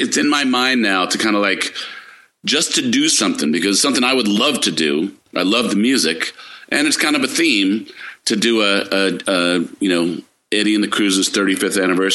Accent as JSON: {"language": "English", "region": "East Coast", "country": "United States", "moved": "yes", "lives_now": "California, United States", "said": "I'm from the East Coast"}